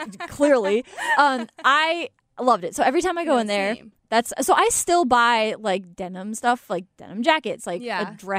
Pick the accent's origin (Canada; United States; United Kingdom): United States; Killingworth, Connecticut; She's from my hometown